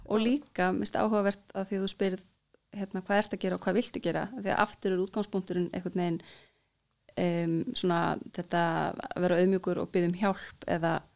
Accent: Iceland

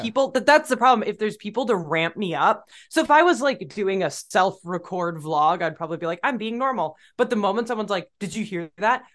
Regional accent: Midwest, United States; as a Midwesterner

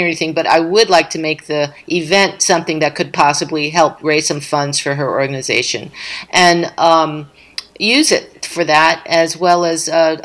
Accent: Philadelphia, Pennsylvania, United States; my hometown in Philly

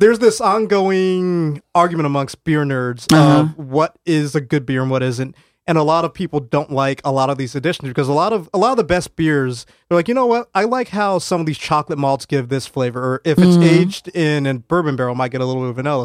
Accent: Colorado, United States; moved away as an adult; now in New Haven, United States; growing up in Colorado

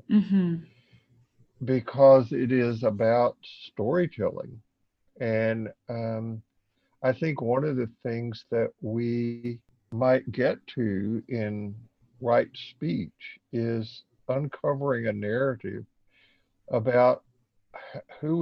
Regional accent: Columbia, Tennessee, United States; I grew up in the South in a time when there was the great fear of Russia. And I can remember when I was in the 7th grade, 8th grade in public school in Columbia, Tennessee

